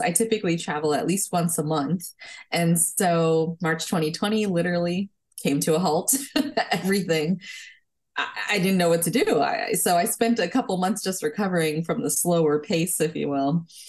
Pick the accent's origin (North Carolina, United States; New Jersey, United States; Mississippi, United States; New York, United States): New Jersey, United States; also born or lived in California; I was born in California, but I grew up in New Jersey